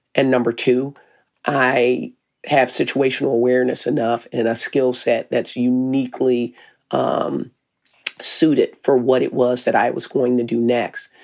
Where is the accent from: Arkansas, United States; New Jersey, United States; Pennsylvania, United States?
Arkansas, United States; moved away as an adult; now in Minneapolis, United States; I'm from Arkansas